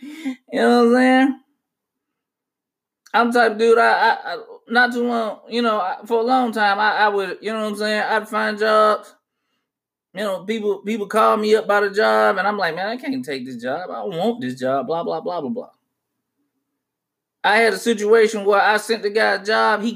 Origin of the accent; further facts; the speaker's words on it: United States; as an American